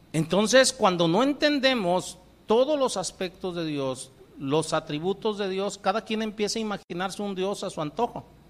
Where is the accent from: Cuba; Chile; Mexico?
Mexico; Colima; moved away; Yo vengo de Colima, el, en el Señor me tocó en suerte nacer por allá